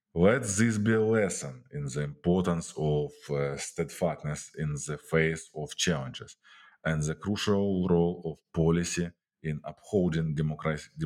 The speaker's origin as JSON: {"language": "English", "country": "Ukraine", "said": "my home country, Ukraine"}